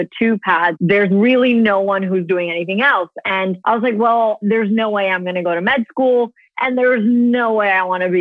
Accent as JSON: {"language": "English", "town": "New York City", "region": "New York", "country": "United States", "tie": "born or raised there", "moved": "as an adult", "lives_now": "Dubai, United Arab Emirates", "said": "I am born and raised in New York City to very Indian Desi parents"}